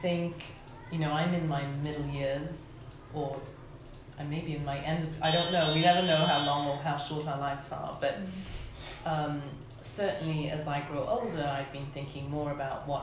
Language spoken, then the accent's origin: English; Lagos, Nigeria; moved away; I grew up in Nigeria when I was younger in Lagos